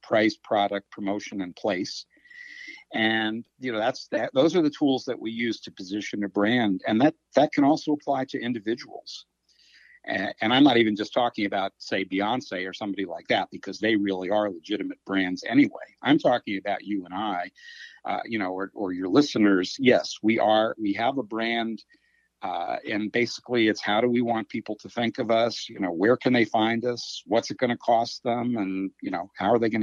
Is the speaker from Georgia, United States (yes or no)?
no; Washington, District of Columbia, United States; I grew up in the Washington, D.C. area as a Redskins fan